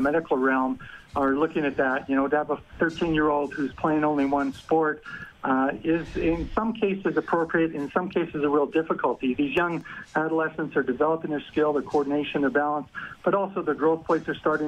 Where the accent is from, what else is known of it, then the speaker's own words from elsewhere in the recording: Canada; I'm not American. I'm Canadian, and I'm proudly Canadian